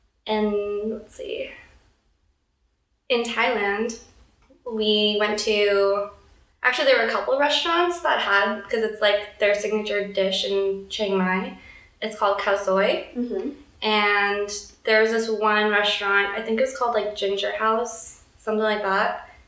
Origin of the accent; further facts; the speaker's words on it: India; And they have this dish that I've never had before in my life, and I'm Indian, so it was like very new to me.